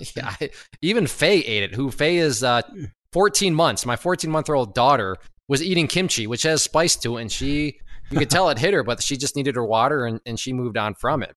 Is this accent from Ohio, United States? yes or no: yes; Ohio, United States; now in Michigan, United States; I grew up in Ohio